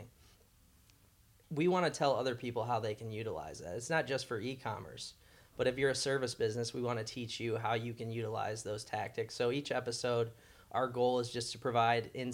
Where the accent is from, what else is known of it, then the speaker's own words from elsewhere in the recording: near Detroit, Michigan, United States; moved away as an adult; now in Nashville, United States; growing up near Detroit